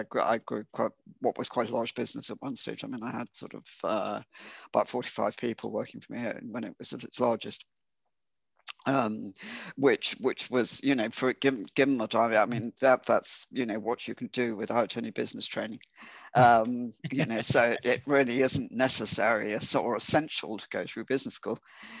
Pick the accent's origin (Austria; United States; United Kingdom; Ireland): Ireland; being Irish, and I just, you know, stay with what I know.